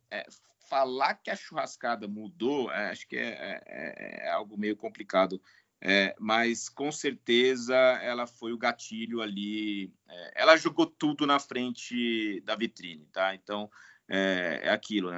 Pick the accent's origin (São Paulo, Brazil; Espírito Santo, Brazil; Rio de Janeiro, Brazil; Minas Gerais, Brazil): São Paulo, Brazil; Bebedouro; Eu sou natural de Bebedouro, ali da região de, de Barretos. Nasci e vivi na roça até meus 25 anos